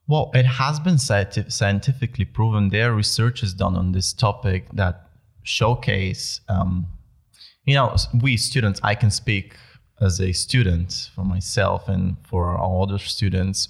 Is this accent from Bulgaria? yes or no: yes; Bulgaria; moved away as an adult; now in Netherlands; I am originally from Bulgaria